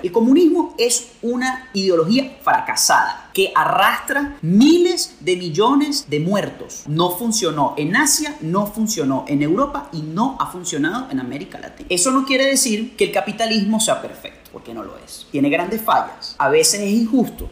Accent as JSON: {"language": "Spanish", "country": "Venezuela", "said": "en mi país"}